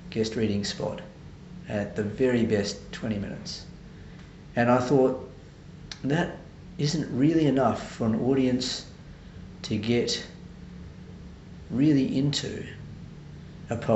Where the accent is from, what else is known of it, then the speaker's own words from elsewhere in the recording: Adelaide, South Australia, Australia; moved away as an adult; now in Sydney, Australia; I'm originally from Adelaide.